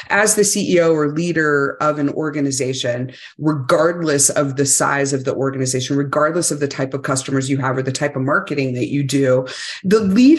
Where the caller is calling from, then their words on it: Salt Lake City, Utah, United States; Well, I'm just outside of Salt Lake City, Utah right now, so I can enjoy lots and lots of snow.